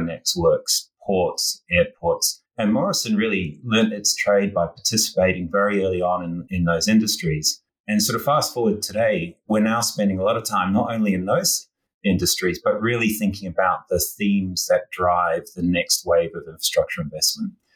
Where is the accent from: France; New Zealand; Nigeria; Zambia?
New Zealand; also born or lived in Australia; now in New York, United States; you might detect from my accent that I grew up in New Zealand and spent many, many years in Australia.